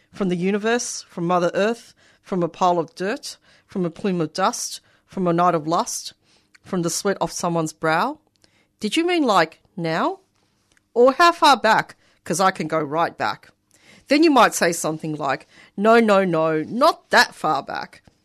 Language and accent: English; Australia; accent: Australian; a first generation Australian from migrant family